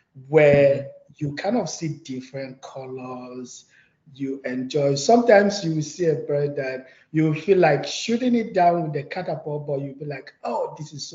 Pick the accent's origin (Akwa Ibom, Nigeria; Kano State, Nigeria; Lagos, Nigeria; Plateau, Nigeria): Plateau, Nigeria; moved away as an adult; also born or lived in China; I'm from Plateau State. So it was derived from the plateau, right? The name is derived from the plateau. So it's a mountainous ecosystem where I grew up